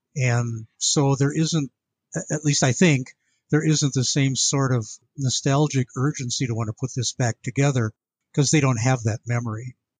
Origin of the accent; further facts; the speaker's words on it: Milwaukee, Wisconsin, United States; also born or lived in Western Michigan; I grew up in Milwaukee